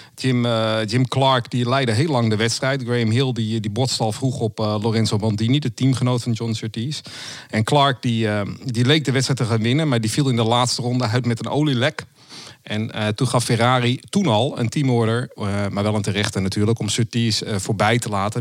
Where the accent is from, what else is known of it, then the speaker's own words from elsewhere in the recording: Amsterdam, North Holland, Netherlands; also born or lived in Zaanstreek; ik kom uit, ook uit Noord-Holland, geboren in Amsterdam en ik woon nu in de Zaanstreek.